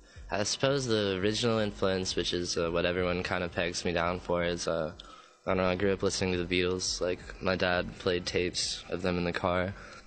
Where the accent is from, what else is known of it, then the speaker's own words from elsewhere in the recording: Owensboro, Kentucky, United States; now in Louisville, United States; I'm from Owensboro, Kentucky, but I've been living in Louisville for about 10, 12 years.